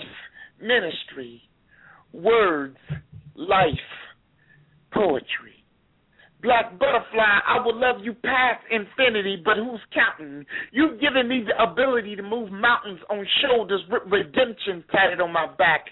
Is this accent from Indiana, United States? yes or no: no; St. Louis, Missouri, United States; also born or lived in Florida; now in Miami, United States; I've been in Miami for like 4 years. I'm originally from St. Louis, Missouri.